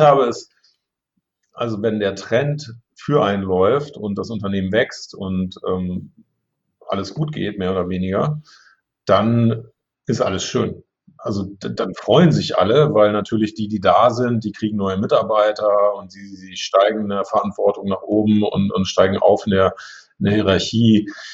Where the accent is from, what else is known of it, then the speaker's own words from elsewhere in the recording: Braunschweig, Lower Saxony, Germany; moved away as an adult; also born or lived in St. Gallen, Switzerland; ich wollte auch weg von zu Hause. Ich wollte jetzt nicht in Braunschweig bleiben